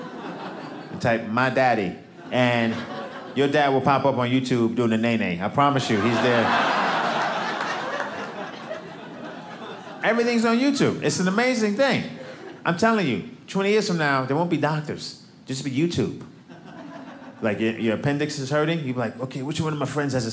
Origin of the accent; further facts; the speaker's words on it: New York City, New York, United States; now in Los Angeles, United States; I'm from Brooklyn